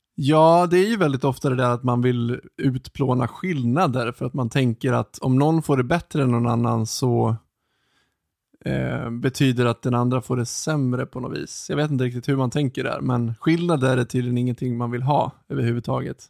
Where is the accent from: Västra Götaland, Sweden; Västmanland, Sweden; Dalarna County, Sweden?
Dalarna County, Sweden; Ludvika; jag är ju uppvuxen utanför eh, Ludvika